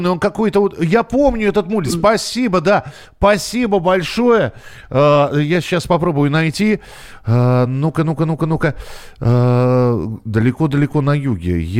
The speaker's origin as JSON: {"language": "Russian", "country": "Belarus", "said": "А, я сам из Беларуси, поэтому и песнеры мои любимые."}